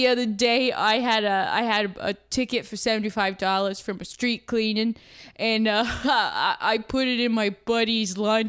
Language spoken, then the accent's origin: English; Brockton, Massachusetts, United States; accent: Boston; Yeah, so I'm from Brockton, which is just outside of Boston. It's a little rough around the edges, some people say. But I'm born and raised there.